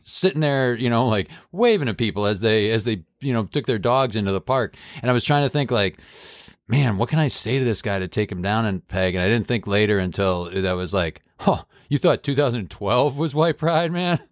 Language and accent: English; Massachusetts, United States; my home state of Massachusetts